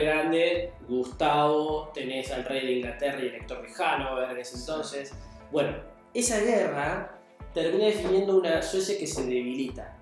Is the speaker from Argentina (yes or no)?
yes; Argentina